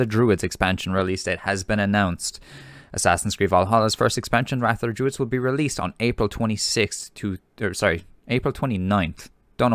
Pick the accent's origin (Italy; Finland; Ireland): Ireland; as being Irish